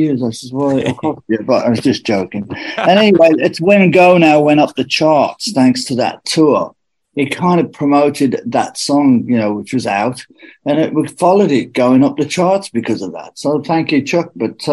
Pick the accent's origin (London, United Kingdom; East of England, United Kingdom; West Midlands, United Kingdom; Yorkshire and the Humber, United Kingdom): West Midlands, United Kingdom; Birmingham; we're from Birmingham with different accents